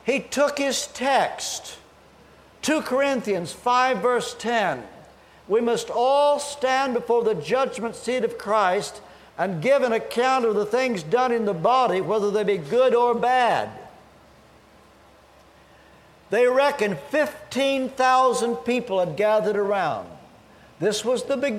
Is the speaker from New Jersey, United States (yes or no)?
no; Kentucky, United States; moved away as an adult; also born or lived in England; I'm from Kentucky